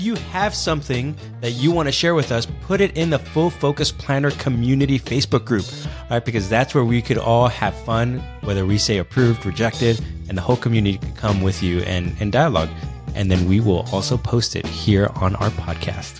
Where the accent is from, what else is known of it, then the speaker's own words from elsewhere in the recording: New York City, New York, United States; I was born and raised in New York City.